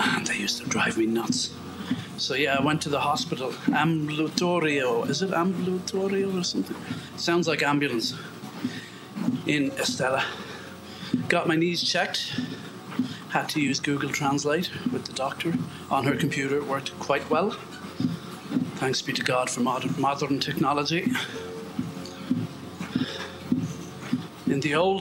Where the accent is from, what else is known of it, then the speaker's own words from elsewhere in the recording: Ireland; we're Irish